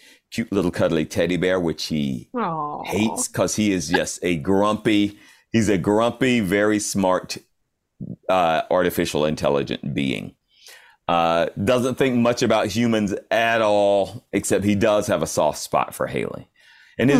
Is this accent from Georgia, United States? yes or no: yes; Atlanta, Georgia, United States; now in California, United States; I'm from south of Atlanta. I was born proper in Atlanta